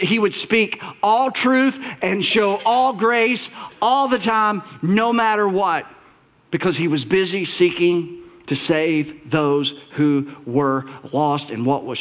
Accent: Bell County, Kentucky, United States; the church that I grew up in Bell County, little brick church, white steeple, about 100, 120 people, my whole childhood

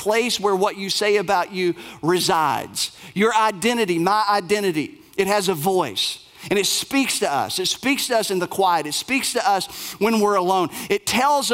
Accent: Bell County, Kentucky, United States; moved away; I was raised in Bell County, Kentucky

